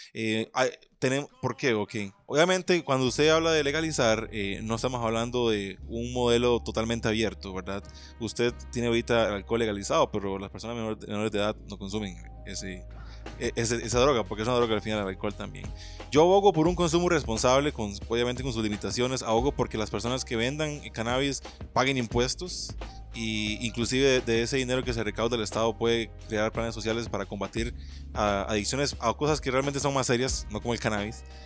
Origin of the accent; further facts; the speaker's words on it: Nandayure, Guanacaste, Costa Rica; moved away; yo soy original de Guanacaste. Y soy original de Guanacaste, correcto de Nanda Yuri